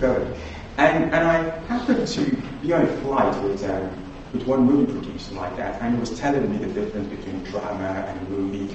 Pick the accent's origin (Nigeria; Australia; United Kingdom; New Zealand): Nigeria; as a young child growing up in Nigeria